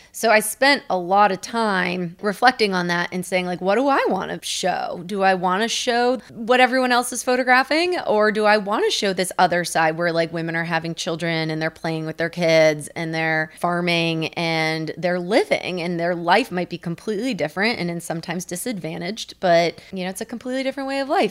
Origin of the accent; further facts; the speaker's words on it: United States; also born or lived in India / Kenya; I grew up in the United States.